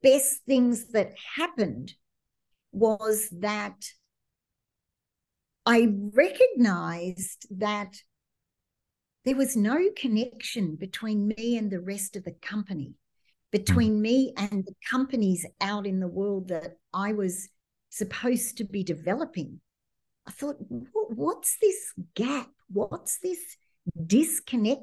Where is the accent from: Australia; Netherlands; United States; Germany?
Australia; moved away; being Australian